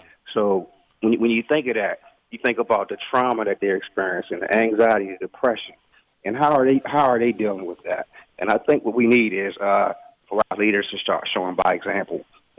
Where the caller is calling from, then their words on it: Delaware, United States; also born or lived in Maryland; Well, I'm actually calling from Delaware by way of Maryland.